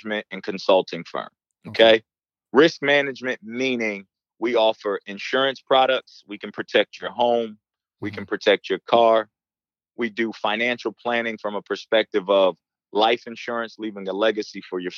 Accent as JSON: {"language": "English", "town": "Newark", "region": "New Jersey", "country": "United States", "tie": "born or raised there", "said": "growing up in Newark, New Jersey, as a Black male"}